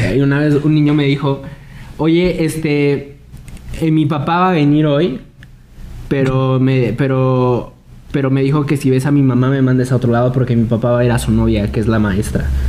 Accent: Mexico

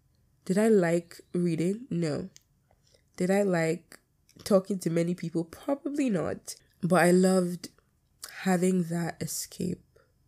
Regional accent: United Kingdom; accent: British; My British accent is coming, the thick one that I have.

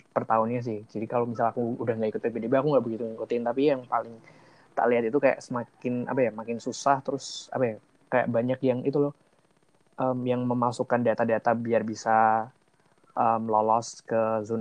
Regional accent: Wonogiri, Central Java, Indonesia; uh, aku dari Wonogiri

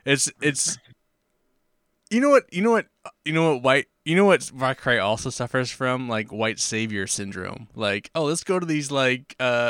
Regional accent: Hawaii, United States; I mean, as a Hawaiian, I love party girls, but come on, man.

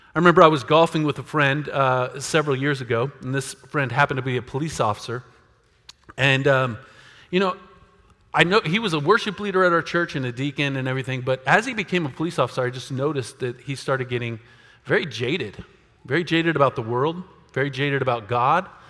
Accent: United States; us as American Christians

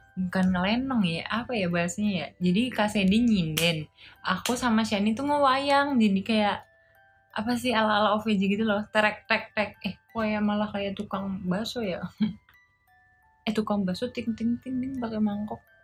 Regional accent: Indonesia; aku juga orang Indonesia

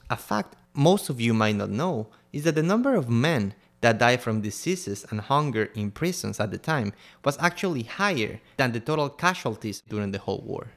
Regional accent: Quito, Pichincha, Ecuador; I'm from Quito, Ecuador

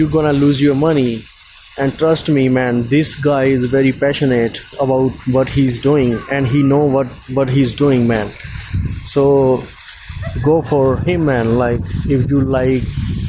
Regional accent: India; now in Australia; I am from India

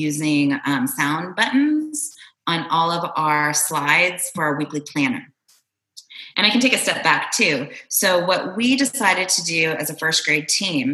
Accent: Arizona, United States; moved away as an adult; also born or lived in Toronto, Canada; now in Austin, United States; I'm originally from Toronto, and I grew up in Arizona

